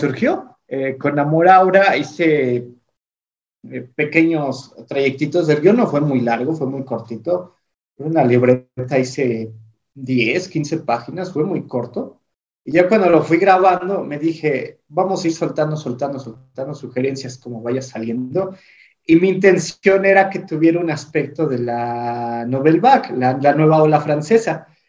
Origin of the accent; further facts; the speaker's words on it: Singuilucan, Hidalgo, Mexico; aquí en mi pueblo, en Singilucan, eh, no había metaleros o cosas góticas